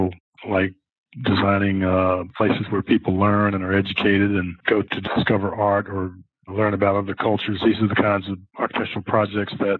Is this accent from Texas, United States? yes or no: no; Philadelphia, Pennsylvania, United States; moved away; also born or lived in Houston; I was born and raised in Philadelphia